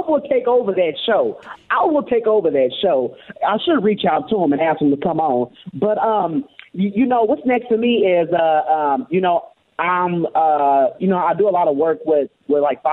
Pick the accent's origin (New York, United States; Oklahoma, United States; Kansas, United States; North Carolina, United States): Oklahoma, United States; now in Texas, United States; I'm from Oklahoma. I stay in Texas